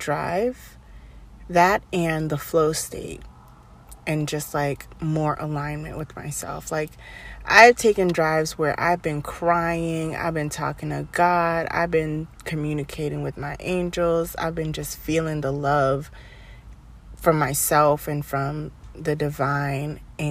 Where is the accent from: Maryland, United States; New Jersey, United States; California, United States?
Maryland, United States; moved away; on a road trip back to my home state of Maryland